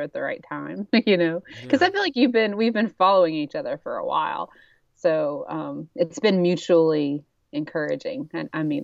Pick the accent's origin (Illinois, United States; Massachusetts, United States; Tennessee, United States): Tennessee, United States; Dayton; I'm a writer and I'm from Dayton, Tennessee